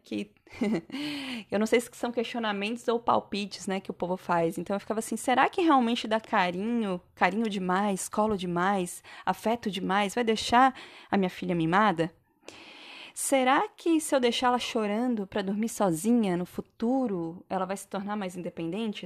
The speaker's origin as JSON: {"language": "Portuguese", "region": "Santa Catarina", "country": "Brazil", "also_born_or_lived": "São Paulo / Bahia", "moved": "yes", "said": "sou catarinense, mas já morei em alguns lugares no Brasil. Já morei em São Paulo, já morei na Bahia."}